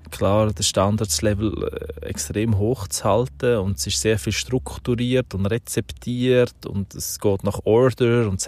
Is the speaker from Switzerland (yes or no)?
yes; Aargau, Switzerland; Ich bin eben auf dem Land aufgewachsen, so in der Kornkammer von der Schweiz, also